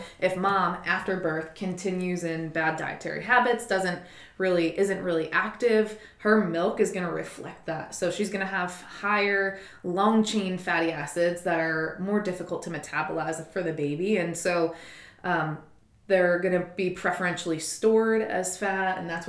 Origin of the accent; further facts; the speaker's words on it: Philadelphia, Pennsylvania, United States; Oh, I'm from Philadelphia.